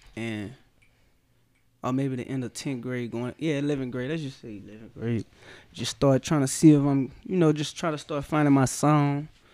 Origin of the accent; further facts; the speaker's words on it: Baton Rouge, Louisiana, United States; growing up in Baton Rouge